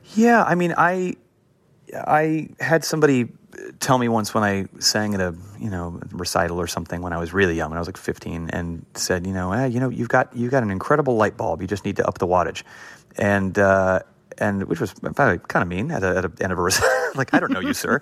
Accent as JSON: {"language": "English", "town": "Los Angeles", "region": "California", "country": "United States", "tie": "born or raised there", "said": "I grew up in an area of LA called Hancock Park"}